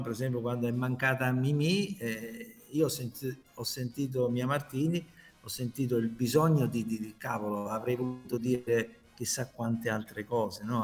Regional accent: Taranto, Apulia, Italy; also born or lived in Lizzano; now in Milan, Italy; Taranto, la mia città

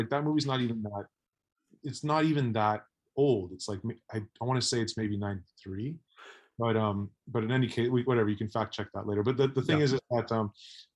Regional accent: Mississauga, Ontario, Canada; I grew up in Mississauga, which is outside of Toronto.

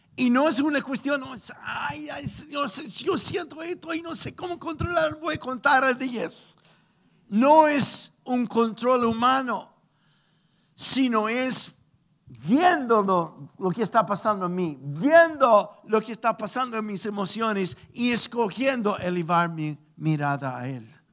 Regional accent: Chile

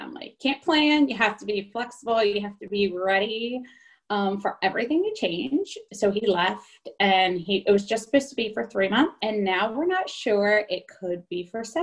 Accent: New Jersey, United States; moved away as an adult; also born or lived in California / Louisiana; now in Virginia, United States; I grew up in New Jersey and then I am a nurse and I went out to California um, to do some travel nursing

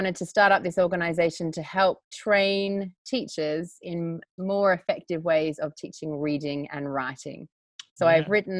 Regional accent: Australia; moved away as an adult; also born or lived in London, United Kingdom; now in Uganda; I was living in London. So I am Australian, but I lived in London, like all Aussies like to do on your working holiday.

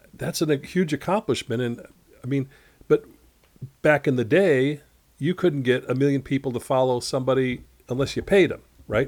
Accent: Chicago, Illinois, United States; growing up in Chicago

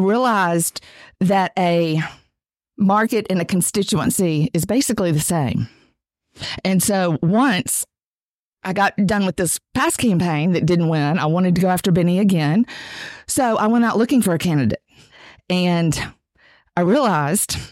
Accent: United States; I am from District 2

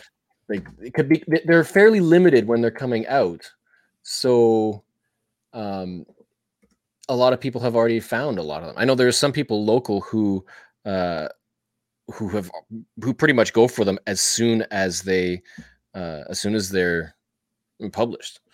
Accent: Canada; I'm Canadian.

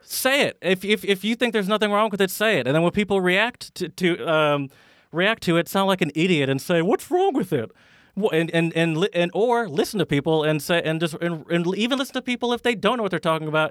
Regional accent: United States; me as an American

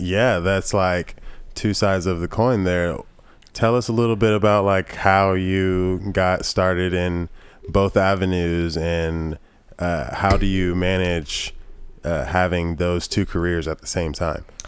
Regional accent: Georgia, United States; moved away; also born or lived in South Carolina; I was born in Georgia, but currently re, my family resides in South Carolina

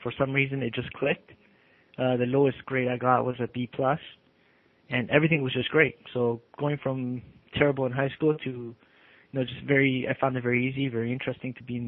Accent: Toronto, Ontario, Canada; also born or lived in Argentina / Uruguay; Grew up in the Gene Shepherd, Gene Finch area of Toronto

